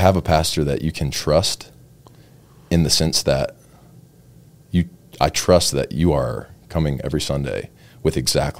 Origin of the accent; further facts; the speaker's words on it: High Point, the South, United States; now in Las Vegas, United States; I grew up in the South in a little dairy town, kind of like you, right, called High Point. Went to a Baptist church my whole life